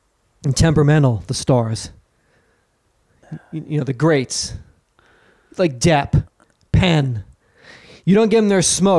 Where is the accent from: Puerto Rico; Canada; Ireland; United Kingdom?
Ireland; County Dublin; I was raised cloistered nuns outside of Dublin, and I was chained to a radiator.